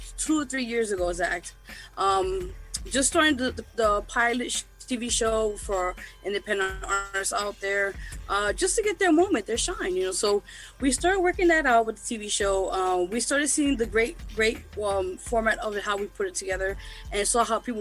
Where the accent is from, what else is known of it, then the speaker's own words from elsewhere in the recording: New York City, New York, United States; I'm originally from Lower East Side, big shout to LES, as they say. But yeah, I'm born and raised down here.